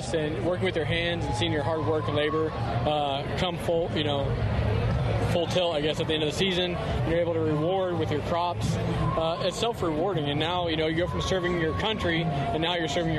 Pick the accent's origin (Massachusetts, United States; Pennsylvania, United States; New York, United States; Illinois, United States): Illinois, United States; I'm from Illinois. We have a 300-acre organic farm there